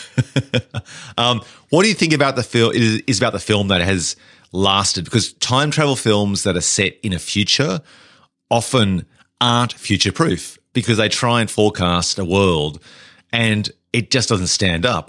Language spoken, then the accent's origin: English; Australia; also born or lived in England